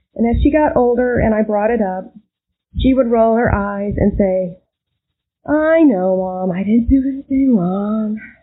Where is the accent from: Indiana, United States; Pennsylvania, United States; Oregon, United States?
Indiana, United States; Northeast; I grew up in Northeast Indiana in a middle income home